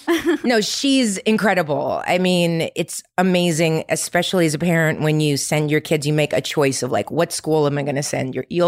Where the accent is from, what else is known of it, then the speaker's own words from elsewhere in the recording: Ukraine; born there; English is a second language; Yes, I was born in the Ukraine. My dad is Montenegro, but my mom is Russian, and I'm Russian, to be honest. I speak Russian.